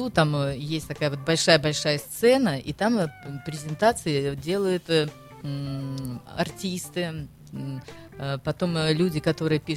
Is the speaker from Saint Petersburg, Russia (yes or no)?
yes; Saint Petersburg, Russia; now in France; а вы вот вы откуда из России? Я говорю, из Санкт-Петербурга. С такой гордостью.